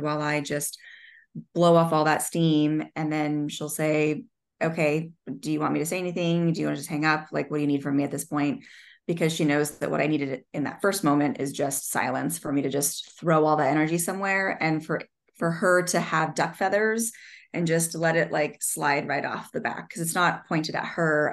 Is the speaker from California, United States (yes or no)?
yes; Southern California, United States; I grew up in Southern California